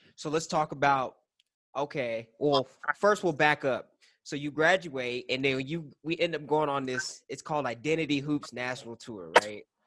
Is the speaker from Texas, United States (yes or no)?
yes; El Paso, Texas, United States; I'm from El Paso